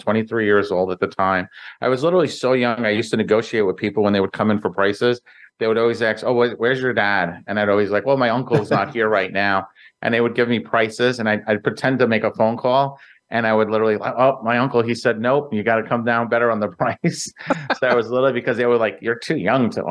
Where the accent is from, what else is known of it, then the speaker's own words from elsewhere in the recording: New York City, New York, United States; I grew up in Brooklyn, New York, in a small little area called Greenpoint, Williamsburg